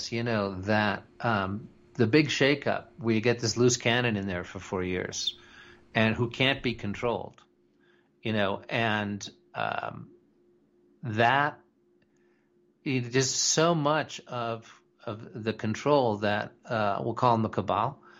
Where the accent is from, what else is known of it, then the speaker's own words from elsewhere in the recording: United States; You know, I'm I'm an American patriot, and that's as far as I'm willing to go right now.